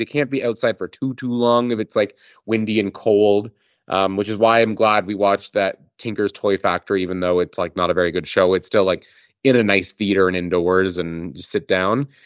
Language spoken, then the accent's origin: English; Calgary, Alberta, Canada; I grew up in Calgary